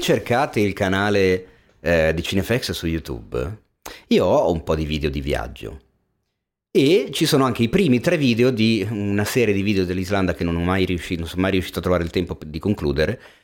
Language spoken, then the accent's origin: Italian; Milan, Lombardy, Italy; nato e cresciuto a Milano